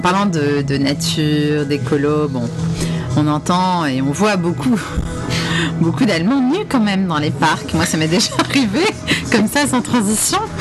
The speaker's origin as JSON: {"language": "French", "country": "France", "said": "je suis française"}